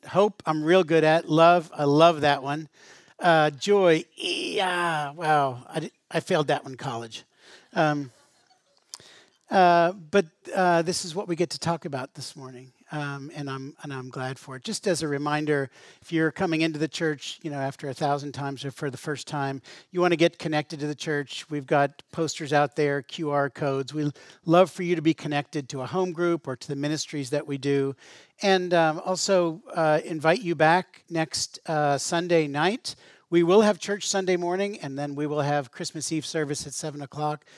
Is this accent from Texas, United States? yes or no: no; Western Pennsylvania, United States; growing up in Western Pennsylvania